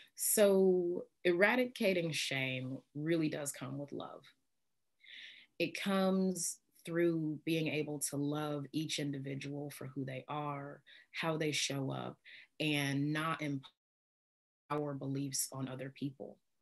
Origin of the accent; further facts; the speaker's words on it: in the Bible Belt, Midwest, United States; I grew up in the Midwest, in the Bible Belt